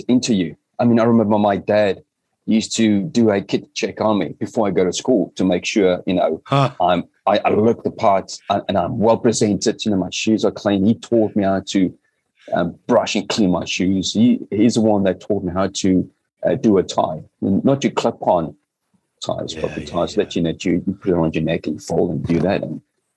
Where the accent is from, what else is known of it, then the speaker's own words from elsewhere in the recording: South Africa; moved away as an adult; also born or lived in United Kingdom; Growing up in South Africa, it was a very unique environment to be growing up